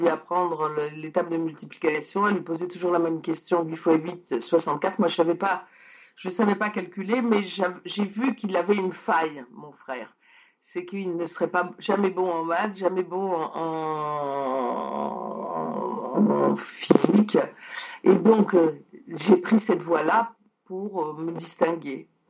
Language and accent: French; France; also born or lived in Poland; je suis née en Pologne et donc ça m'arrivait en France quand moi j'avais 6 ans